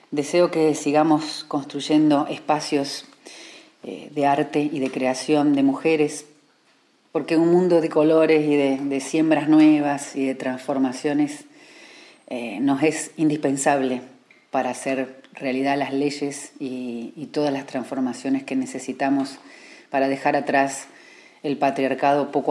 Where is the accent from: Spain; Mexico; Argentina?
Argentina; banks of the Paraná, Entre Ríos; also born or lived in Buenos Aires; porteña de nacimiento, pero crecida a orillas del Paraná